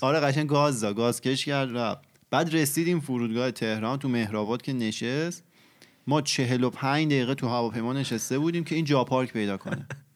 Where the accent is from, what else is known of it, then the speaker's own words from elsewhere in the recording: Iran; moved away as an adult; also born or lived in Tehran; من از ایران که اومدم اینجا